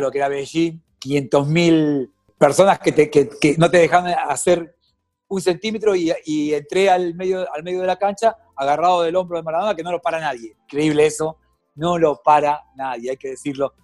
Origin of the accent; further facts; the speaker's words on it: Mar del Plata, Buenos Aires Province, Argentina; usted sabe que soy de Mar del Plata